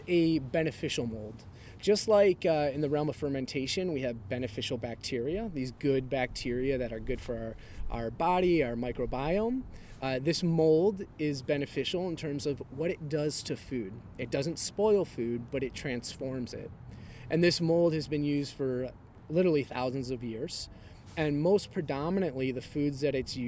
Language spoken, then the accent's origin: English; Cleveland, Ohio, United States; I'm from Cleveland